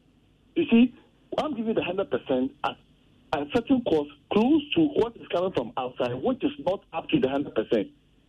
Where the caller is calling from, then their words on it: Kasoa, Central Region, Ghana; I'm calling from Kaswa.